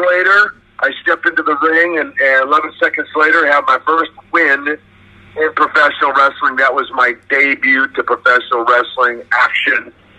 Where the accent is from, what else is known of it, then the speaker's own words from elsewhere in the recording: Russia; English is a second language; Now, of course, I'm from Russia, right?